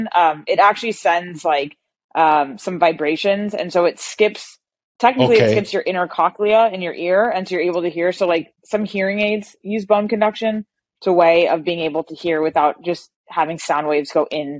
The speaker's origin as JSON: {"language": "English", "region": "Southern California", "country": "United States", "tie": "born or raised there", "said": "born and raised in Southern California"}